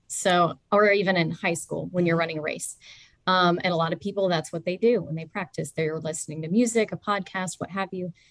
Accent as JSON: {"language": "English", "region": "Georgia", "country": "United States", "tie": "born or raised there", "said": "I am a Georgia native, mm-hmm. born and raised"}